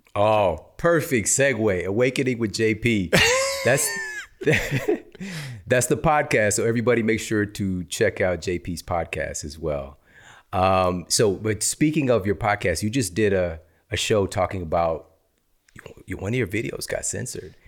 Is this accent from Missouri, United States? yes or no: yes; Ferguson, Missouri, United States; moved away; also born or lived in East St. Louis; I'm from East St. Louis, Missouri, Ferguson, Missouri. And what I came up around, what I saw growing up, the environment that I came from